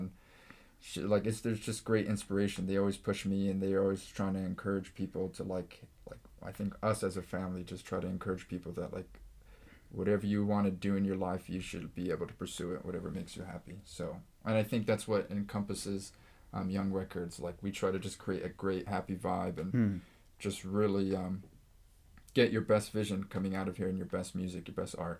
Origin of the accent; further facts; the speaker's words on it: Eagle Rock, California, United States; I was blessed because I grew up in Eagle Rock, and it's very diverse, multicultural, a lot of Hispanics and Asians and African-Americans